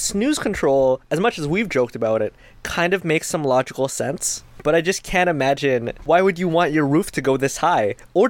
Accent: Canada; because I'm Canadian

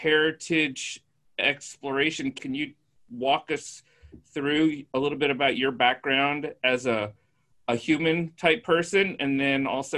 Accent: Indiana, United States; growing up in Indiana, it's hard to feel a sense of heritage.

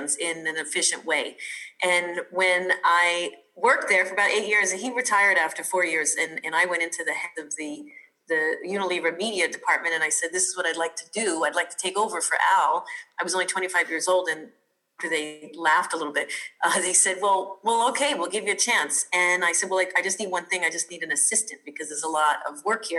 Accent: New York City, New York, United States; also born or lived in Colorado; I'm from New York, originally born and raised in Brooklyn

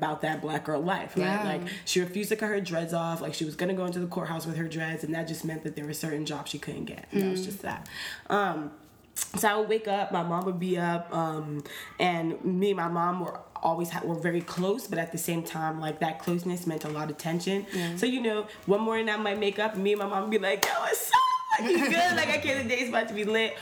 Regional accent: New York City, New York, United States; I grew up on East Fordham.

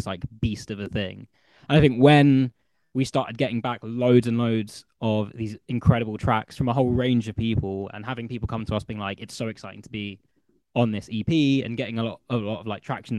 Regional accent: London, United Kingdom; moved away as an adult; also born or lived in Bristol; I grew up in Northwest London, fairly like multicultural school

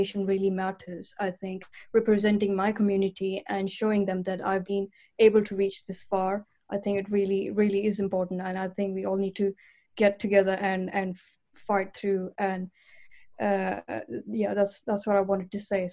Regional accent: Pakistan; moved away; I'm from Pakistan, and through my upbringing and childhood, I had a very strict family rules in the house

